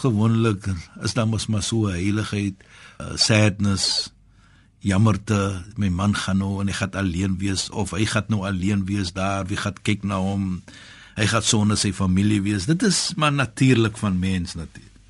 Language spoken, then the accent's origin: Afrikaans; South Africa; Ek as 'n Suid-Afrikaner